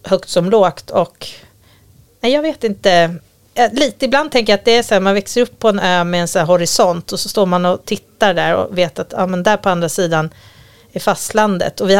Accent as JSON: {"language": "Swedish", "region": "Gotland", "country": "Sweden", "tie": "born or raised there", "moved": "yes", "said": "jag kommer från Gotland"}